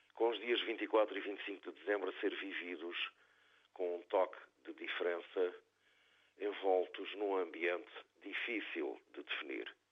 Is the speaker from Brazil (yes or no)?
no; Azores, Portugal; born or raised there; moved away